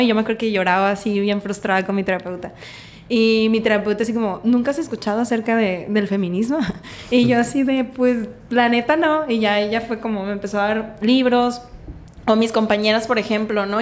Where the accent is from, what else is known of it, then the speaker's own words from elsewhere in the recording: Mazatlán, Sinaloa, Mexico; also born or lived in Mexico City / Guadalajara; nací en Mazatlán, toda mi vida Mazatlán. Pero me fui un ratito a Ciudad de México, Guadalajara